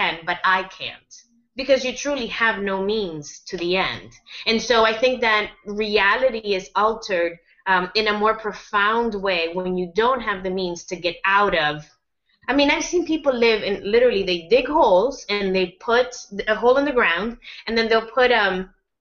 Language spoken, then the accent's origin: English; United States; I speak as an American